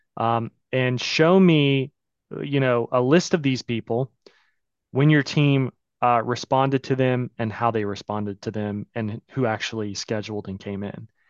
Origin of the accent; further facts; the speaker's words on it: Pensacola, Florida, United States; also born or lived in New York; I moved back home. I'm from Pensacola, Florida